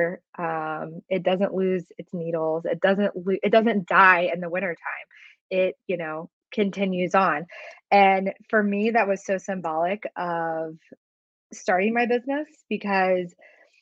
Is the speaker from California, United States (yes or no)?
no; Columbus, Indiana, United States; I grew up about an hour south of Indianapolis in a small town called Columbus, Indiana